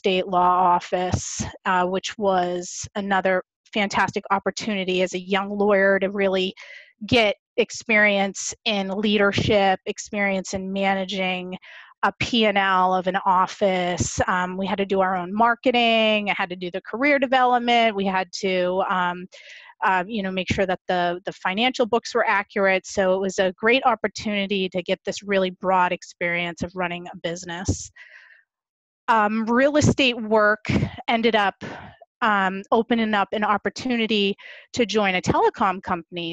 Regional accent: Boston, Massachusetts, United States; also born or lived in Norton, Massachusetts; I grew up in Boston, Massachusetts, lived in Roslindale until I was about 12 years old, and then moved to a suburb of Massachusetts

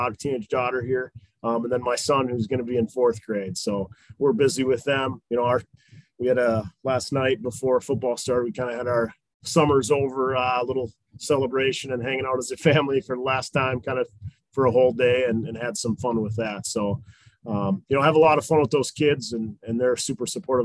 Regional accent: Mounds View, Minnesota, United States; I grew up in Moundsview, Minnesota, just a northern suburb of the cities.

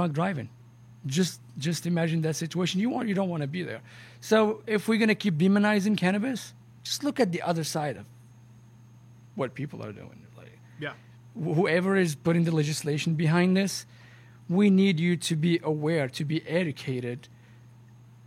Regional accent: Morocco; I'm Moroccan, brother. I'm from Morocco

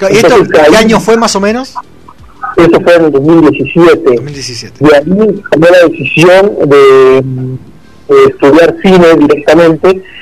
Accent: Argentina; Pero yo vine acá de Argentina y me recibo con brazos abiertos

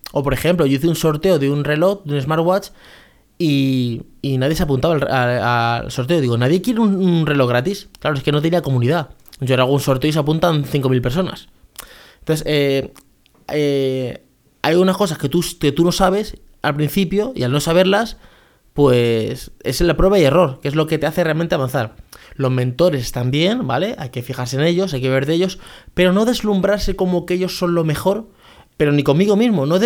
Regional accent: Venezuela; Por ejemplo, yo soy una persona que soy de Venezuela.

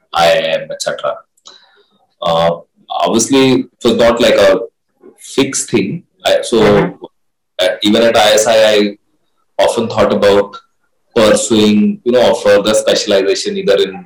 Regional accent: Ranchi, Jharkhand, India; the place that I grew up and I come from, right? I come from Ranchi, which is now Jharkhand, earlier Bihar

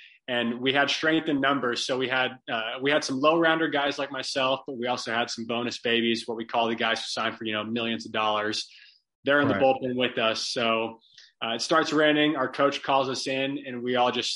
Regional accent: Bellaire, Texas, United States; born and raised in Bel Air, Texas. It's a tight knit little town inside of Houston

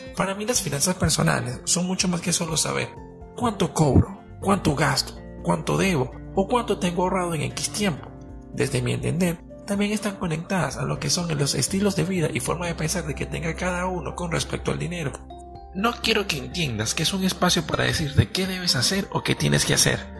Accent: Venezuela; Soy un joven venezolano

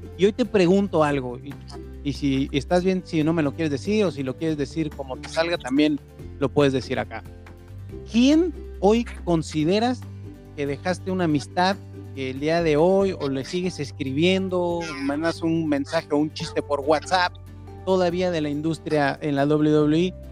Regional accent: Mexico; como mexicano

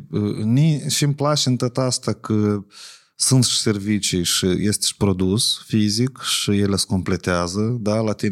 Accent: Moldova; la noi în Moldova

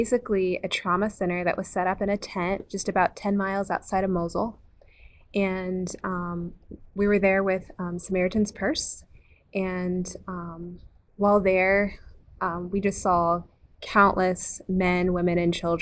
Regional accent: Ohio, United States; I am from Ohio

